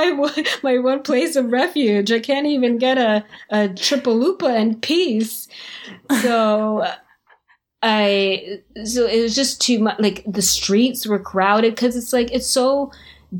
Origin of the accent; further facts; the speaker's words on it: Canada; also born or lived in Jamaica; now in Florida, United States; I was born in Jamaica. I moved to Canada when I was very young